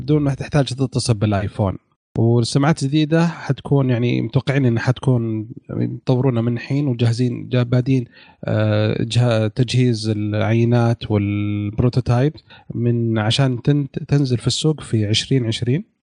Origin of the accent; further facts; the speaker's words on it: Saudi Arabia; عندنا في السعودية